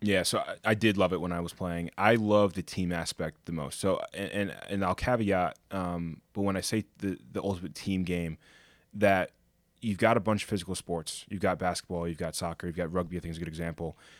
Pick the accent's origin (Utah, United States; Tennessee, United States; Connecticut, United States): Connecticut, United States; growing up in Connecticut